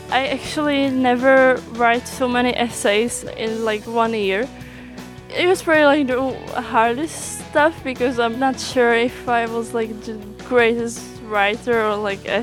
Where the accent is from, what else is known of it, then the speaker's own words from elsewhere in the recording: Czechia; English is a second language; now in Slovenia; I'm from Czech Republic and I'm studying public administration and social policy and I'm 23 years old.